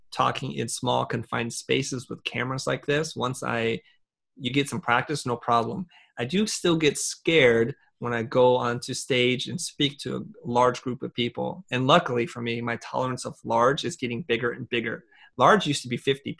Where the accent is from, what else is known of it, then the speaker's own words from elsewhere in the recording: Vietnam; moved away; I'm originally from Vietnam